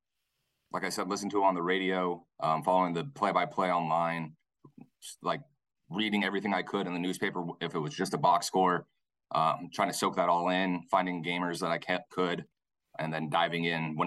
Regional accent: Southern California, United States; I'm from Southern California, but my family's all from Utah

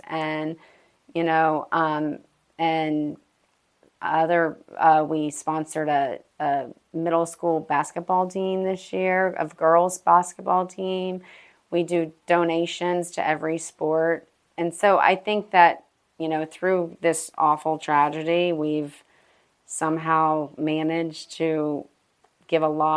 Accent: Gainesville, Florida, United States; growing up in Gainesville, I've just been a Gator fan my whole entire life

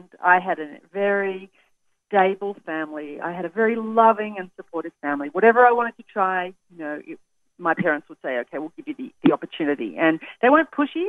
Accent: Australia; accent: Australian; That's my Australian accent

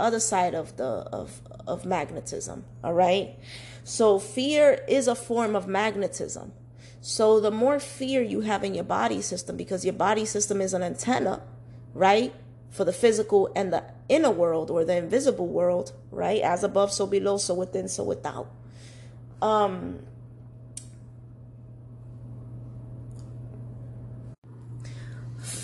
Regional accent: New York City, New York, United States; I was born and raised in New York City, Manhattan, okay? You know, Washington Heights / Inwood

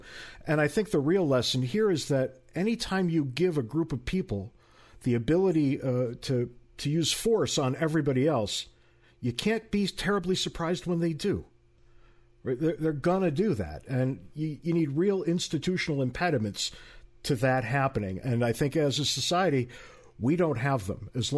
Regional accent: Connecticut, United States; because even where I grew up in Connecticut all those years ago

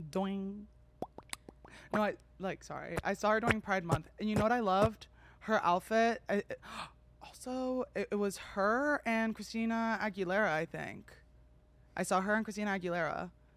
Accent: New Jersey, United States; I'm from New Jersey

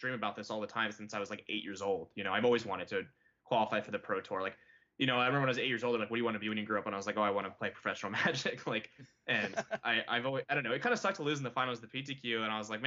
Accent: Santa Rosa, California, United States; we're both from the Santa Rosa area, California, Northern California.

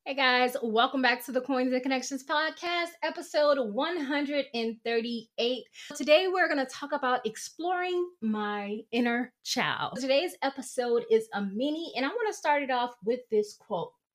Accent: the South, United States; moved away; growing up in the South

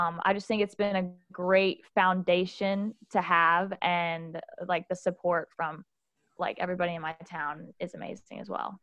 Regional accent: Southside, Alabama, United States; moved away as an adult; now in Baton Rouge, United States; So I'm from a small town called Southside, Alabama. And so if those that aren't familiar with that, it's about an hour north of Birmingham. And I've lived there my whole entire life.

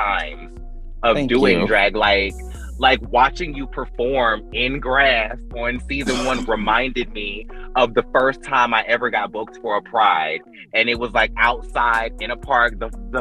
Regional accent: North Carolina, United States; now in Alabama, United States; I'm from North Carolina

